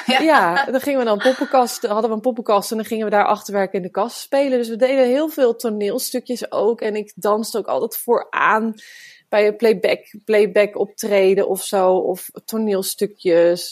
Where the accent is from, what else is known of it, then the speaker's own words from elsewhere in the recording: Woudenberg, Utrecht, Netherlands; Ik eh, ben geboren in Woudenberg en daar hadden we een hele grote tuin